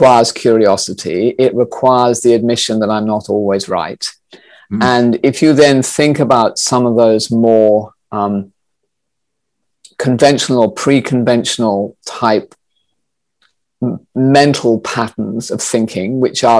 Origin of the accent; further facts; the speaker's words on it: Australia; I grew up in Australia